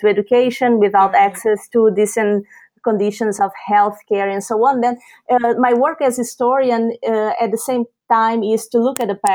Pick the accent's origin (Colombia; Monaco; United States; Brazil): Brazil; moved away; I am a Brazilian of origin. I was born and raised in Brazil